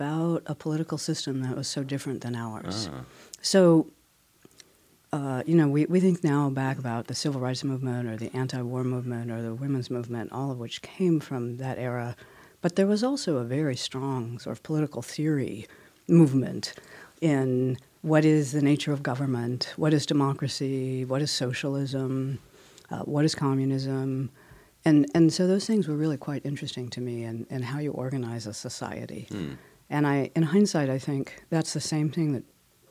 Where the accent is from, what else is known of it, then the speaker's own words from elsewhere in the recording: Oakland, California, United States; also born or lived in Berkeley, California; In the East Bay, okay. In Oakland.